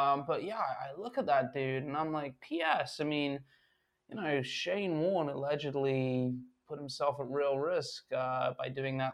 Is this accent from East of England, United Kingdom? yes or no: no; London, United Kingdom; me as a Londoner